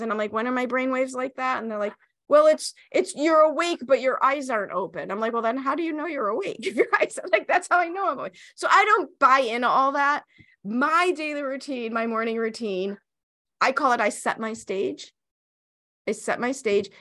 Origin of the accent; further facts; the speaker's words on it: Chicago, Illinois, United States; I grew up in Chicago. I went to Chicago public schools in the seventies and eighties.